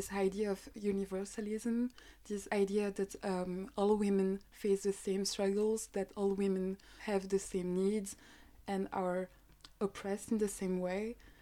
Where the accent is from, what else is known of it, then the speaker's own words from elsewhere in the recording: Belgium; I'm from Belgium